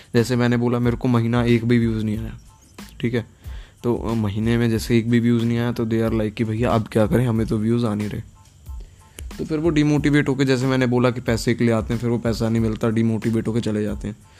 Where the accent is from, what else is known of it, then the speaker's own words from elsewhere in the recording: Gurgaon, Haryana, India; now in Punjab, India; मैं गुड़गांव हरियाणा का रहने वाला हूँ बट अभी रह रहा हूँ पंजाब में